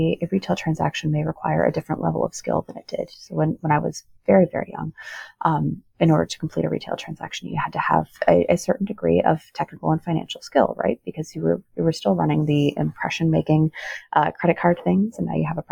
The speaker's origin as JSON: {"language": "English", "region": "Rust Belt", "country": "United States", "said": "I come from the Rust Belt"}